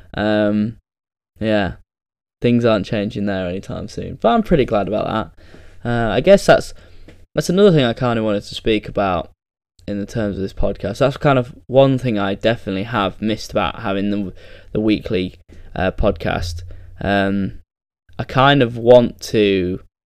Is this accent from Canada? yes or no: no; England, United Kingdom; probably the only English person cheering that night